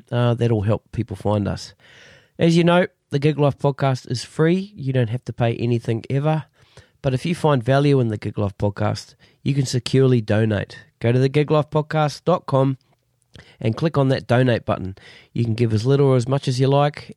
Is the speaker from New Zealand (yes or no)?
yes; New Zealand; now in Sydney, Australia; I'm a New Zealander.